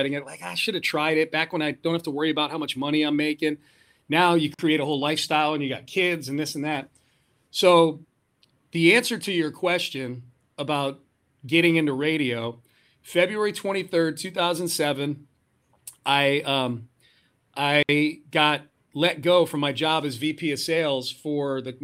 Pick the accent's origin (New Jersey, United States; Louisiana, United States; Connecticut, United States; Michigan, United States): Connecticut, United States; now in Houston, United States; I grew up in Connecticut. So that's like, geographically, that's my background. I grew up in the Northeast